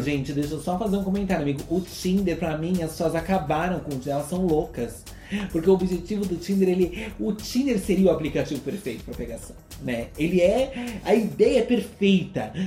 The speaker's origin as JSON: {"language": "Portuguese", "country": "Brazil", "said": "a gente que é brasileira"}